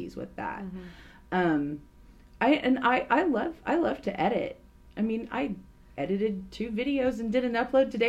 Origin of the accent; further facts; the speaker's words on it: Tulsa, Oklahoma, United States; I grew up in a church rich environment and community because I'm from Tulsa, Oklahoma.